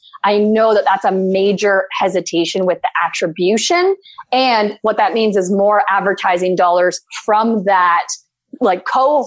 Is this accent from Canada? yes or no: yes; Canada; I'm a Canadian